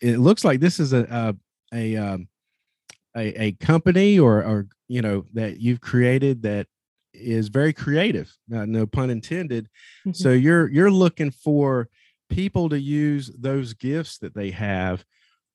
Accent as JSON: {"language": "English", "region": "North Carolina", "country": "United States", "said": "I'm from North Carolina."}